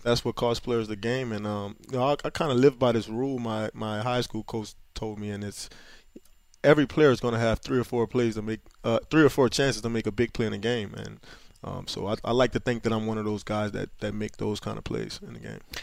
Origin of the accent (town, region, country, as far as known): Louisiana, United States; born or raised there